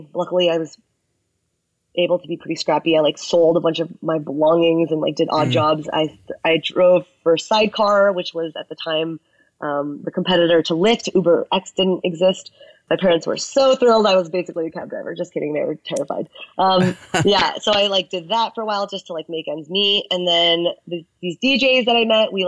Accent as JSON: {"language": "English", "country": "United States", "said": "I'm Chinese American"}